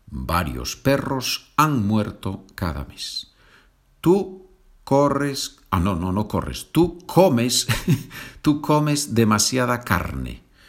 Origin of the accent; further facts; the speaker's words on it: Asturias, Spain; Asturias es la región en el norte de España donde, donde yo nací